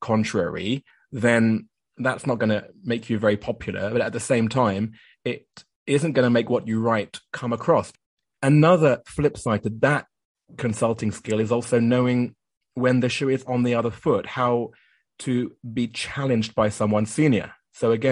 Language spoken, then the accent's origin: English; United Kingdom; moved away as an adult; also born or lived in Japan